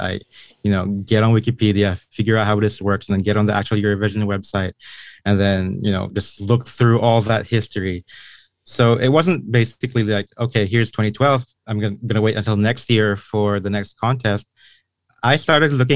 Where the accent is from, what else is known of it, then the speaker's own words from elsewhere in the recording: Philippines; I was born and raised in the Philippines